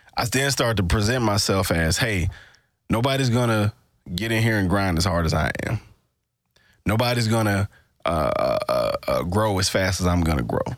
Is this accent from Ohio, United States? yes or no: no; Mississippi, United States; born or raised there